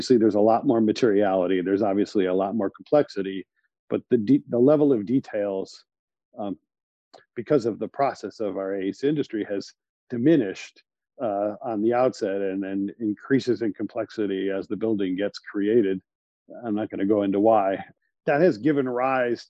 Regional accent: Cleveland, Ohio, United States; now in New York, United States; I grew up in Cleveland, Ohio, in a family of developers and contractors

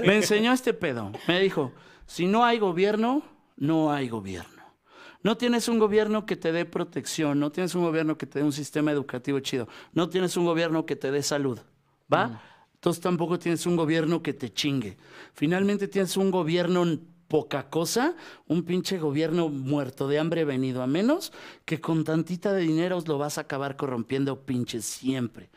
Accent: Mexico City, Mexico; tenemos la prestación como chilango

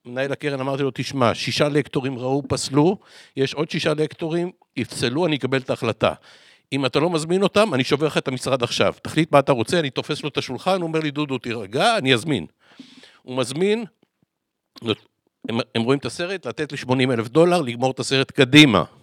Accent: Tel Aviv, Tel Aviv District, Israel; שם בפעם הראשונה הבנתי שאני בכלל אשכנזי. כי אצלנו בצפון תל אביב כולם לא אומרים אחד לשני אשכנזים

